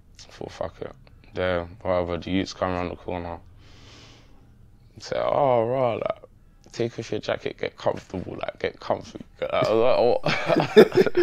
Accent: London, United Kingdom; I'm from Manor House.

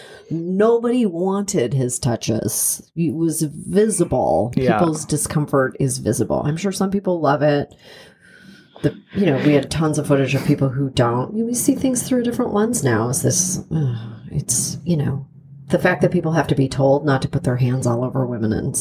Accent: Canada; moved away; I'm from Canada

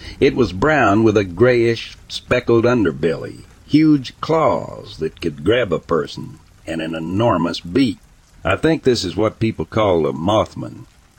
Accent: Clearfield, Pennsylvania, United States; I'm from Clearfield, Pennsylvania. My friend and I used to go to a local train bridge down from the VFW and hang out at night.

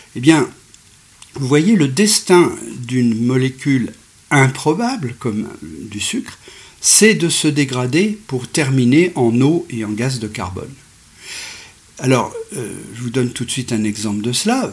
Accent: Bourg-Saint-Maurice, Auvergne-Rhône-Alpes, France; je suis né à Bourg-Saint-Maurice

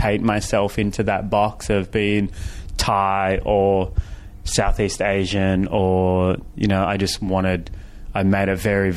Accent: Fiji; now in Los Angeles, United States; I grew up in Fiji

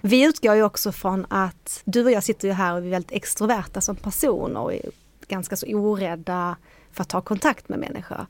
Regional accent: Sweden; I Sverige är vi inte så sociala

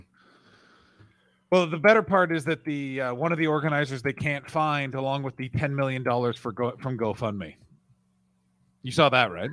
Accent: Canada; I'm Canadian

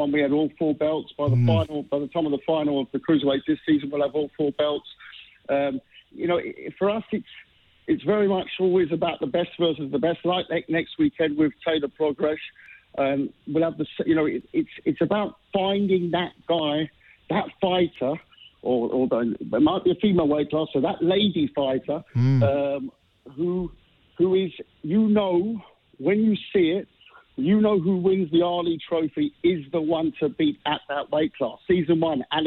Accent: London, United Kingdom; as a Londoner

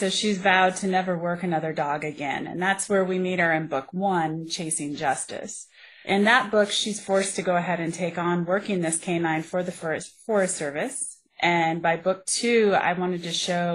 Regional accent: Colorado, United States; I grew up here in Colorado. I'm a Colorado native

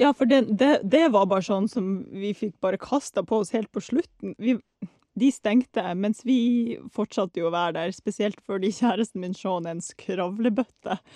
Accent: Norway; vi kommer fra Norge.

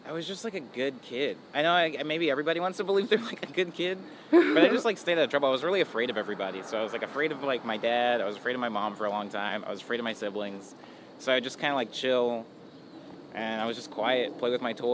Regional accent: Mesa, Arizona, United States; I was born in Arizona. I was born in Mesa, Arizona

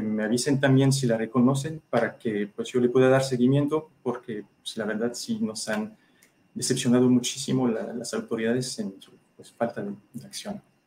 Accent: France; now in Mexico; Soy ciudadano francés

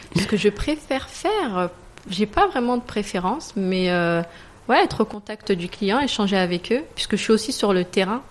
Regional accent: Paris, Île-de-France, France; moved away as an adult; also born or lived in Morocco (ancestry); now in Dubai, United Arab Emirates; Je viens de base de Paris. Je suis à Dubaï depuis 2012 maintenant

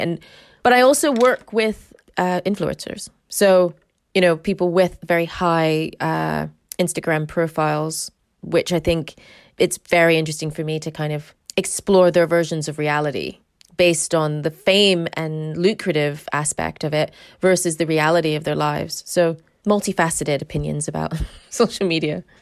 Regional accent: United States; moved away as an adult; now in United Kingdom; I am American, but I've lived in this country, like, thirty years.

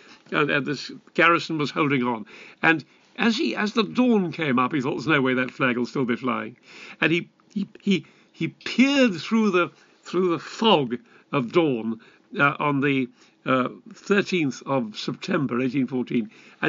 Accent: United Kingdom; we Brits

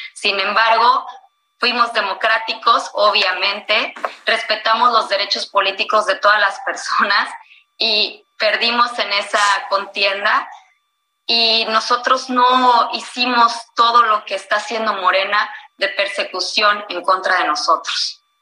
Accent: Mexico

